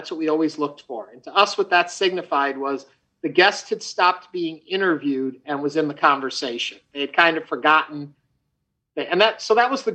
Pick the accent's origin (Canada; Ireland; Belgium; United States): United States; moved away as an adult; also born or lived in Chicago; now in Houston, United States; I grew up outside of New York City.